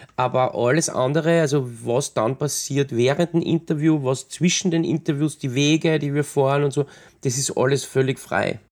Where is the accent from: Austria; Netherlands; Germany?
Austria; ich bin selber in die Berge aufgewachsen